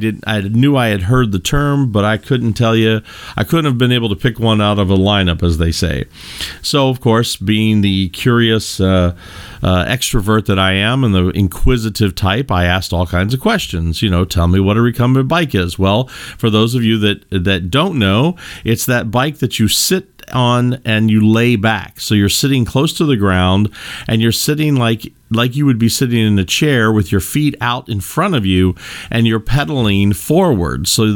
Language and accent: English; Kentucky, United States; I come from the Midwest in the United States. I come from the great bluegrass state of Kentucky.